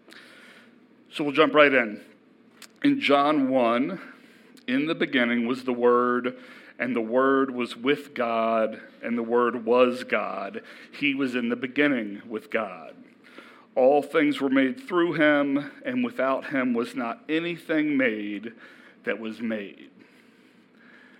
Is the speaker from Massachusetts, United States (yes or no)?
no; Elkton, Virginia, United States; I grew up in Elkton, so I'm a true local